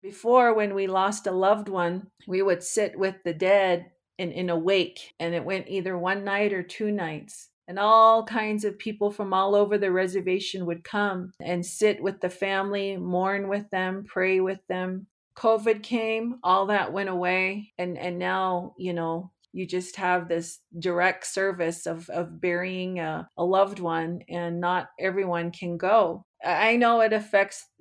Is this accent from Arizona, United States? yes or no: yes; White Mountains, Arizona, United States; I am from the White Mountains. We are about 3.5 hours northeast of Phoenix.